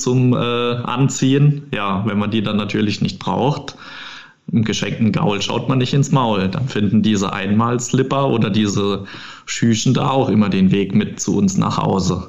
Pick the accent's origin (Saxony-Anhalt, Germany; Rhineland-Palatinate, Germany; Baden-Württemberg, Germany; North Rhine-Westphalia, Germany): Rhineland-Palatinate, Germany; bei uns im Pfälzischen